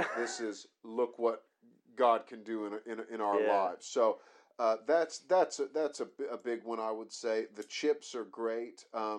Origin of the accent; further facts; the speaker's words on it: United States; now in United Kingdom; I am American.